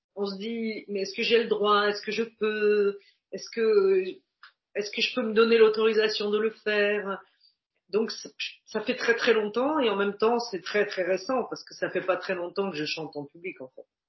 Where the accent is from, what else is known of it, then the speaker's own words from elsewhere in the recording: Paris, Île-de-France, France; avec mon allure de titi parisien